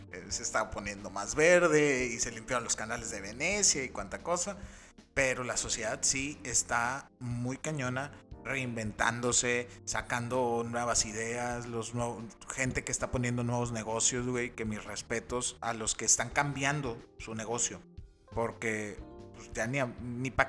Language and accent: Spanish; Mexico; somos mexicanos